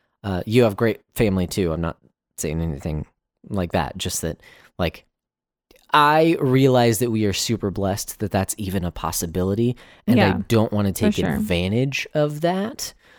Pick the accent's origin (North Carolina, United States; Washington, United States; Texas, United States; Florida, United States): Texas, United States; We're from Texas. You can drive 6 hours in Texas and still be in Texas.